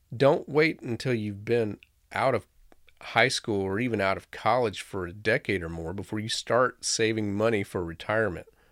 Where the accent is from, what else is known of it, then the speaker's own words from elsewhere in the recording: Florida, United States; moved away; I grew up in Florida, where the most beautiful sunny day was likely to have a torrential thunderstorm